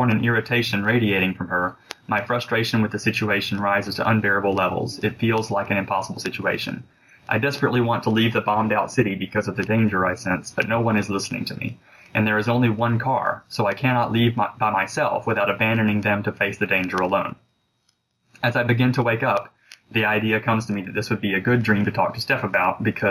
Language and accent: English; Alabama, United States; moved away; I'm originally from Alabama, and we have a farm that's on the Georgia border